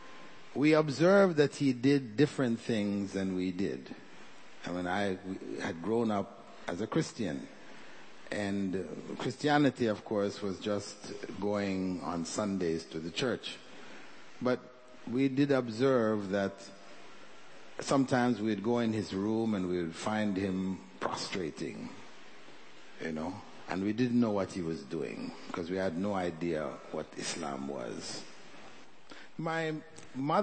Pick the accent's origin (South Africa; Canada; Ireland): Canada; Toronto, Ontario; born or raised there; moved away as an adult; also born or lived in Jamaica / Kota Kinabalu, Sabah, Malaysia